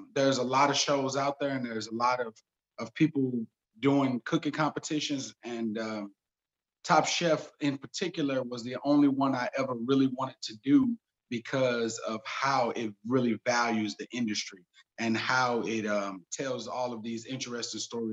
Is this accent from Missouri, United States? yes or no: yes; St. Louis, Missouri, United States; I'm from St. Louis, and St. Louis is very segregated